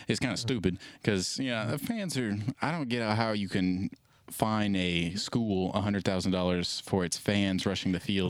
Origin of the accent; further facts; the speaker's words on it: Arkansas, United States; born there; I'm from Arkansas. So, I'm not really from there, but I was born in Arkansas. And I live close to Arkansas, in my hometown anyway.